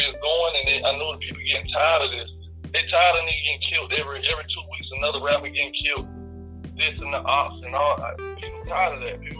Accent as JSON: {"language": "English", "town": "Fort Lauderdale", "region": "Florida", "country": "United States", "said": "from Broward County, Fort Lauderdale, where I come from."}